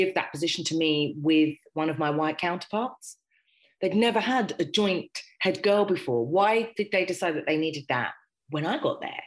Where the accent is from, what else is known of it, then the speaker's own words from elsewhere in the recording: Harrow, London, United Kingdom; I grew up in Harrow